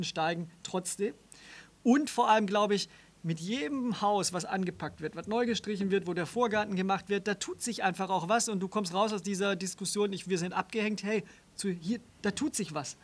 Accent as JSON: {"language": "German", "town": "Stuttgart", "region": "Baden-Württemberg", "country": "Germany", "tie": "born or raised there", "moved": "yes", "said": "Ich bin in Stuttgart geboren und groß geworden."}